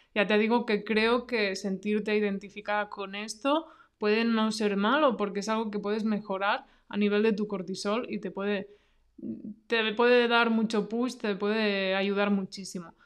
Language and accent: Spanish; near Barcelona, Catalonia, Spain; yo pues soy de Cataluña, ¿no? De cerca de Barcelona